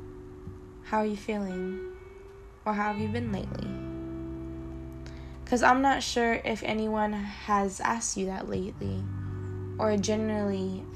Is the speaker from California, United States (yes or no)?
yes; Stockton, California, United States; I'm a proud Filipino woman who was born and raised in Stockton, California.